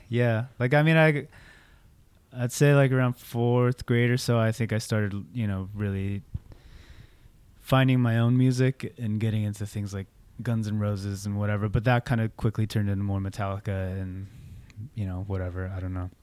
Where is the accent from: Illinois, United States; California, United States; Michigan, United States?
California, United States; Orange County; also born or lived in San Luis Obispo / Santa Barbara / Gardena / Torrance; ended up making our way down to Orange County, uh, when I was, like, in fourth grade